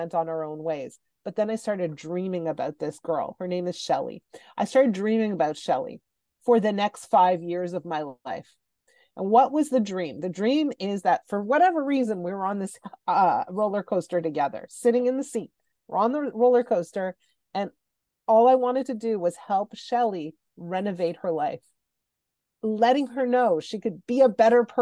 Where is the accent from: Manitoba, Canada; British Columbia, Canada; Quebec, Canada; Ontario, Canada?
Quebec, Canada; Montreal; I grew up in Montreal, and in Montreal, high school starts in grade 7.